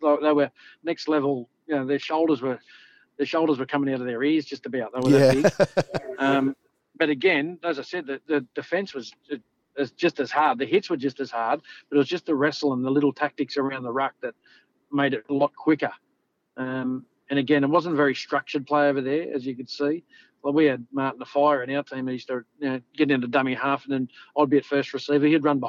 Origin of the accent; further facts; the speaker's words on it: Australia; also born or lived in Campbelltown; We thought we're superstars walking in because we're all from Australia and we're going to win the comp.